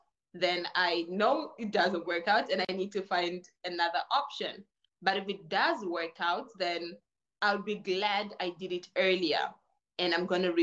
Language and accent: English; Namibia; also born or lived in Angola / Portugal; now in China; My origin is Angola. My grandparents are from Portugal, but I was raised in Namibia